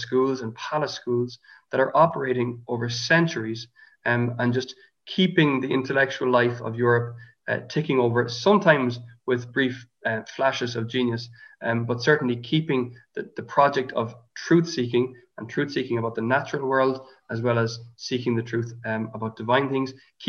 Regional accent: Ireland; as Irish people

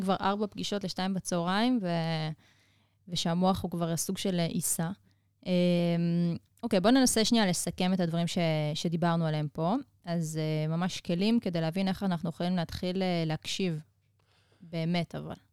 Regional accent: Israel; אנחנו כישראלים

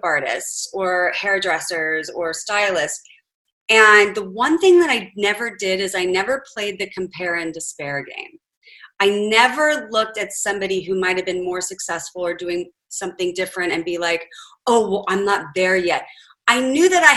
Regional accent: Huntington Beach, California, United States; I grew up in Huntington Beach, California, which seems idyllic

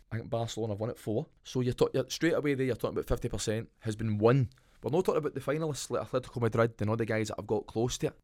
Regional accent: Scotland, United Kingdom; accent: Scottish; now in Perth, Australia; Love being Scottish, love my accent, love everything that you have got to do with being Scottish

